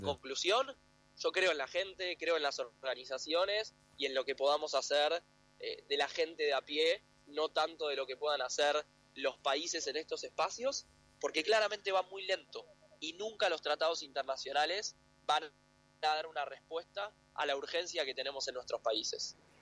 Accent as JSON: {"language": "Spanish", "country": "Argentina"}